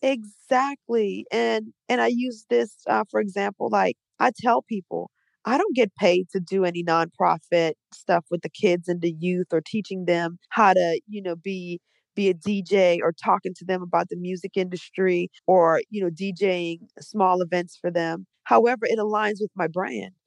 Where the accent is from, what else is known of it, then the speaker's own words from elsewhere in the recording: New Orleans, Louisiana, United States; also born or lived in Trinidad and Tobago; now in Atlanta, United States; I'm from New Orleans